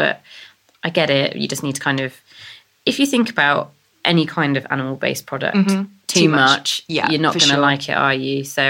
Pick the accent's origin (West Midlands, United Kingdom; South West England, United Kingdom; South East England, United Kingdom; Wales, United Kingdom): South West England, United Kingdom; the Cotswolds; I'm from the Cotswolds